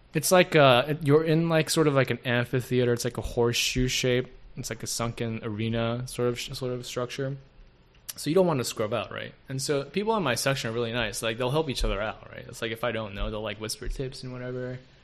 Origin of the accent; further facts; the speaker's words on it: South Korea; now in United States; the closest male figure that I had when I was growing up in Korea. And even when like I would visit him from the states